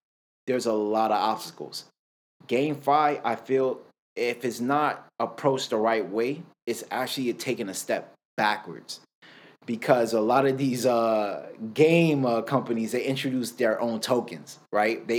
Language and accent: English; Miami, Florida, United States; I'm born and raised in Miami, Florida